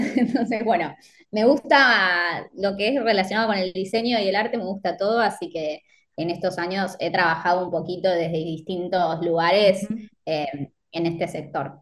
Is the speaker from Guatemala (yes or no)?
no; Mar del Plata, Buenos Aires Province, Argentina; moved away as an adult; now in Alicante, Spain; yo soy de Mar del Plata, pero viví los últimos años en Buenos Aires